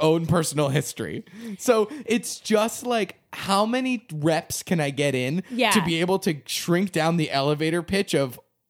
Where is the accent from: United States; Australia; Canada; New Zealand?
United States; New England; I mean, I'm from New England. And I'm a Patriots fan.